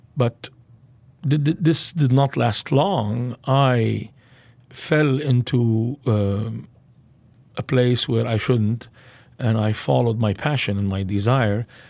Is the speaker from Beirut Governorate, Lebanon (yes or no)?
yes; Beirut, Beirut Governorate, Lebanon; I was born in Beirut, Lebanon, into a Muslim family